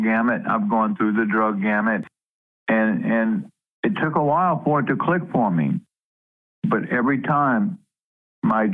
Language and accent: English; Louisiana, United States; moved away; I was born and raised in Louisiana, actually on the bayous of Louisiana.